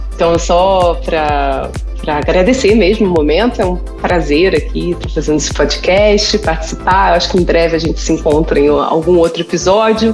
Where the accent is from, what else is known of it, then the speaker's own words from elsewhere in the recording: Rio de Janeiro, Brazil; moved away; eu sou carioca